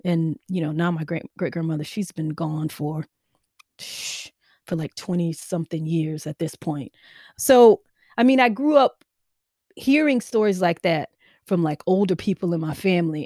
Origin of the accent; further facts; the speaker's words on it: Mississippi, United States; I grew up in Mississippi.